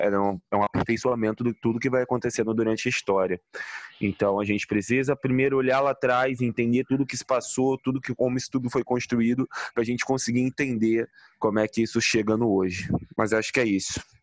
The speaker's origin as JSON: {"language": "Portuguese", "town": "Nilópolis", "region": "Rio de Janeiro", "country": "Brazil", "said": "eu, preto, pobre, vindo da Baixada Fluminense, começar a chegar lá na, no, em Ilópolis, de onde eu vim"}